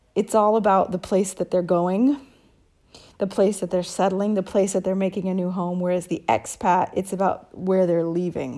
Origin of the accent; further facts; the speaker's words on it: United States; moved away as an adult; now in Italy; being an American